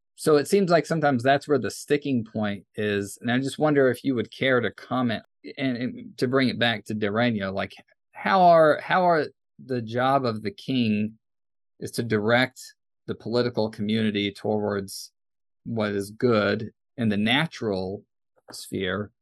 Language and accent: English; United States; growing up in the United States